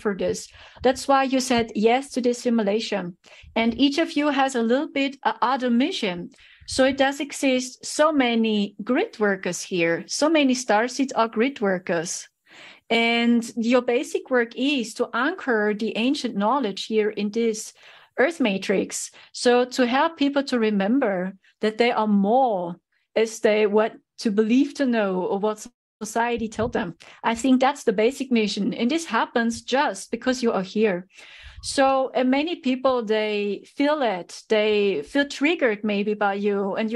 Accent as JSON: {"language": "English", "country": "Germany", "said": "I'm a starseed from Germany"}